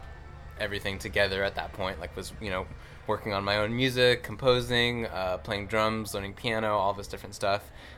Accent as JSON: {"language": "English", "town": "Los Angeles", "region": "California", "country": "United States", "said": "Same place."}